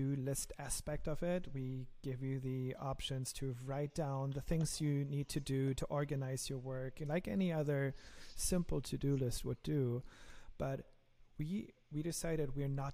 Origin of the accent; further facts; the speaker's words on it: Germany; accent: German; English is a second language; my lovely German accent